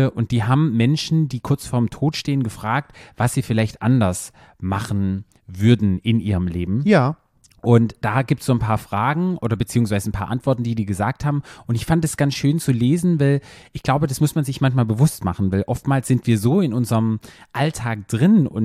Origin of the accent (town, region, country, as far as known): Black Forest, Baden-Württemberg, Germany